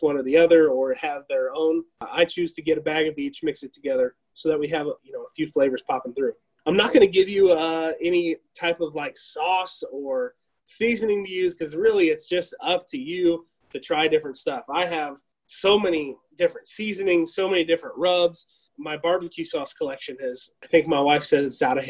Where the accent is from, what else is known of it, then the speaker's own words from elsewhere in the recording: United States; I'm American and I'm very, very proud to be an American